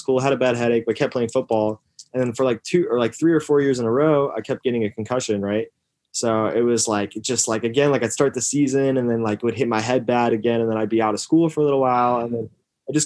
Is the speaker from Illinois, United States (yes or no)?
yes; Yorkville, Illinois, United States; I grew up in Yorkville, Illinois